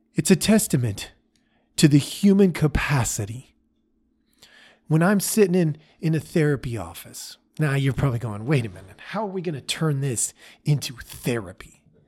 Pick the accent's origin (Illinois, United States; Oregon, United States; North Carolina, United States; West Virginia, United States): Oregon, United States; As a young man growing up, I grew up in Oregon.